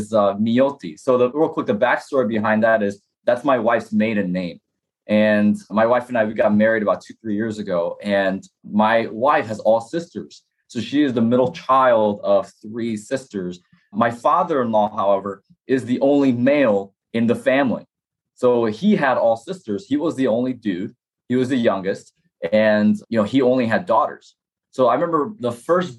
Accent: Chicago, Illinois, United States; also born or lived in South Korea; I immigrated to Chicago when, you know, I was 5 years old

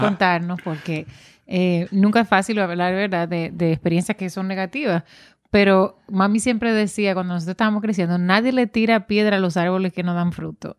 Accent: Dominican Republic; now in New England, United States; como dominicana que vive en, en, Estados Unidos, específicamente en esta región, en Nueva Inglaterra

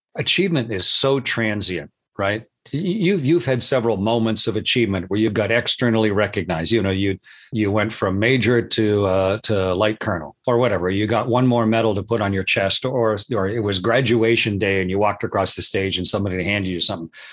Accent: Canada; I'm Canadian

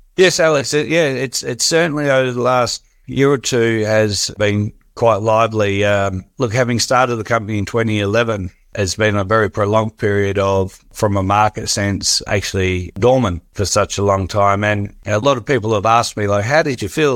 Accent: Australia; growing up in Australia

